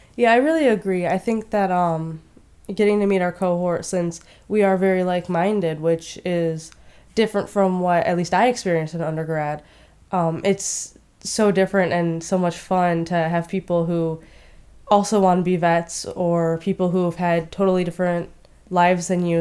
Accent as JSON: {"language": "English", "town": "Westland", "region": "Michigan", "country": "United States", "also_born_or_lived": "Marietta, Ohio", "moved": "as an adult", "said": "I am from Westland, Michigan, which is right around Detroit"}